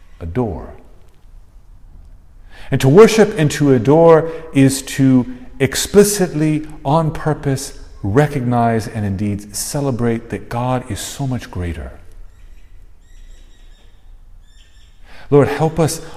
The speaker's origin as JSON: {"language": "English", "region": "South Texas", "country": "United States", "tie": "born or raised there", "said": "I grew up in South Texas"}